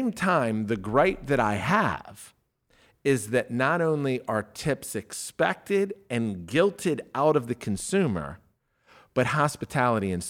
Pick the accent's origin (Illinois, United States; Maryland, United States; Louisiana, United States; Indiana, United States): Maryland, United States; Glen Burnie; I'm from Glen Burnie.